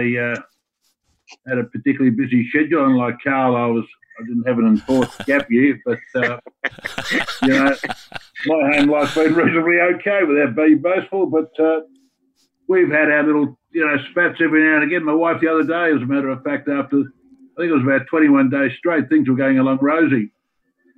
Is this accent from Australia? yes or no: yes; Australia; being Australian